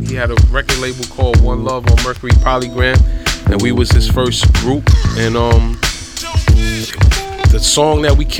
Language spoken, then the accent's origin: English; New York City, New York, United States; We from the Bronx.